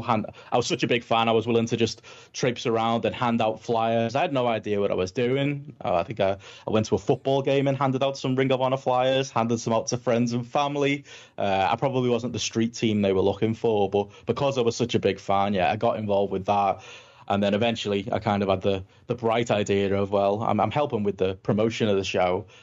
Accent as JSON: {"language": "English", "town": "Liverpool", "region": "North West England", "country": "United Kingdom", "said": "I'm from Liverpool in England, I've talked quite fast and probably quite funny"}